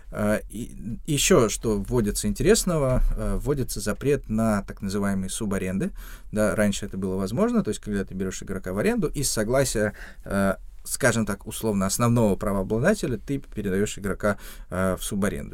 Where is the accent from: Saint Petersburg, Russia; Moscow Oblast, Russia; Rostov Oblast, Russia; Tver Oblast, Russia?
Moscow Oblast, Russia; Ramenskoye; в Раменском, откуда я родом